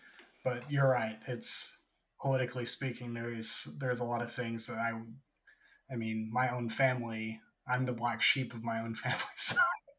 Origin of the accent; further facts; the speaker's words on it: Canyon, Texas, United States; moved away; my hometown, even though I'm from the panhandle of Texas